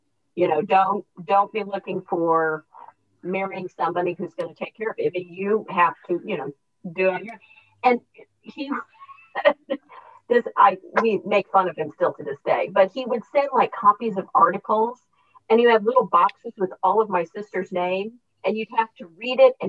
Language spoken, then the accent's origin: English; Raytown, Missouri, United States; also born or lived in Wichita, Kansas / Puerto Rico; we moved back to Kansas City, and I grew up in Raytown.